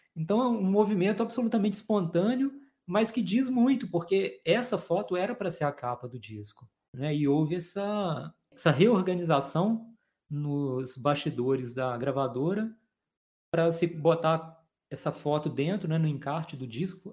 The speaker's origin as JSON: {"language": "Portuguese", "region": "Minas Gerais", "country": "Brazil", "also_born_or_lived": "Juiz de Fora", "said": "Nós dois somos mineiros"}